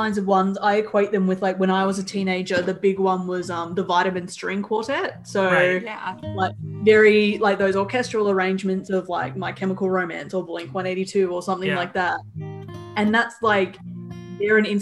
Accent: Australia; as an Australian

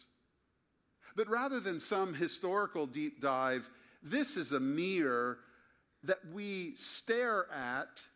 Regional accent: Springfield, Ohio, United States; born or raised there

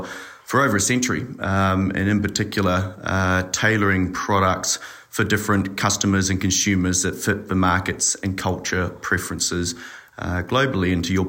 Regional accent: Auckland, New Zealand; moved away as an adult; also born or lived in Dunedin, New Zealand / Amsterdam, Netherlands / Chicago, United States; now in Singapore; So I'm a New Zealander by birth, raised in Auckland and an Otago University grad

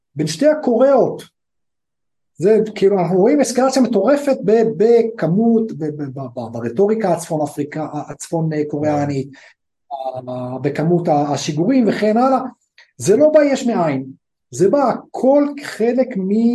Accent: Afula, Northern District, Israel; moved away as an adult; now in India; טובי ואני, טובי ואני גדלנו, ב, גדלנו בעפולה

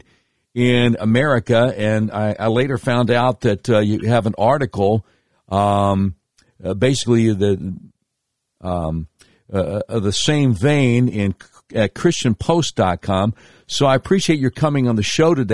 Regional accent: Charlotte, North Carolina, United States; Grew up in Charlotte, North Carolina, graduated from Independence High School and went to UNC Charlotte

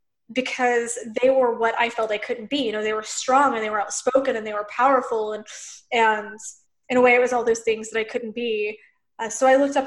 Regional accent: Lebanon, Missouri, United States; I grew up in Missouri, like in a very small town

